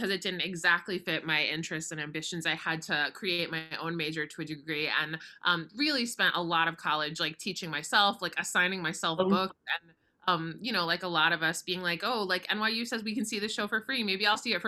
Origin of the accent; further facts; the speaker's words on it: Boca Raton, Florida, United States; I grew up in Boca Raton, Florida, so very far away from Broadway